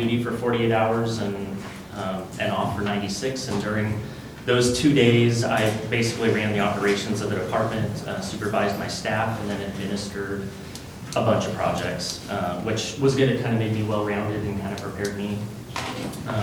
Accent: Coos Bay, Oregon, United States; moved away as an adult; now in Astoria, United States; I was born and raised in Coos Bay.

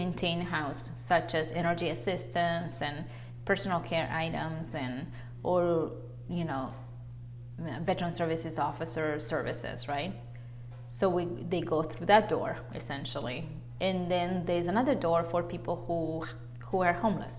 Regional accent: Buenos Aires, Argentina; moved away as an adult; also born or lived in Naselle, Washington; now in United States; Argentinian. Mm-hmm. And then I came to the state right to come to college after I graduated in Buenos Aires

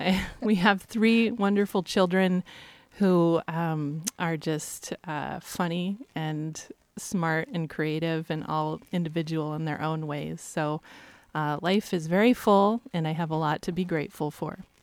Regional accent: Astoria, Oregon, United States; born or raised there; also born or lived in Olney, Oregon / Eugene, Oregon

